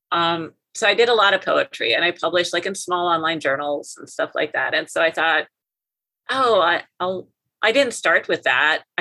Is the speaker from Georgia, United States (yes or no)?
no; near Fargo, Minnesota / North Dakota border, United States; moved away as an adult; now in Kansas, United States; I'm from Minnesota okay. in North Dakota, so I kind of grew up between you know on the border, kind of in the Minnesota side first, and then later in high school we moved to North Dakota, and then I was on the North Dakota side.